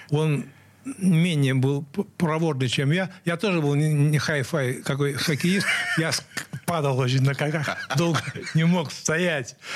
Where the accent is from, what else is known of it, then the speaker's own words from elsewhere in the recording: Saint Petersburg, Russia; Самая-самая юность прошла моя э, в Московском районе на улице Алтайской и дом 22, и это была школа, где я учился, средняя школа 429.